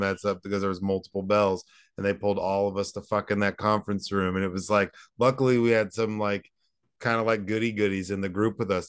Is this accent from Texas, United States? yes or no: yes; Southlake, Texas, United States; also born or lived in Dallas, Texas; I grew up in Dallas